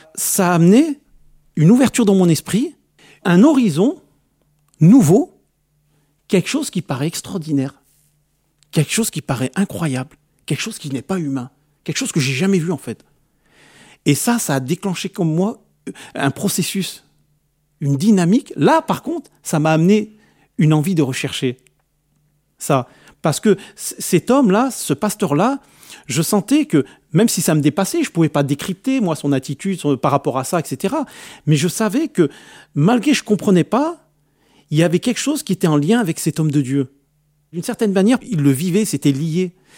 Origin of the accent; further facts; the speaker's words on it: France; je suis né en France, je vais dans mon pays d'origine